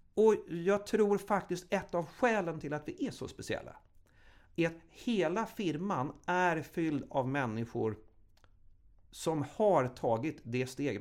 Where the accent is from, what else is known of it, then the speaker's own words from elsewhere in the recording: Huddinge, Stockholm County, Sweden; Jag är uppvuxen i Huddinge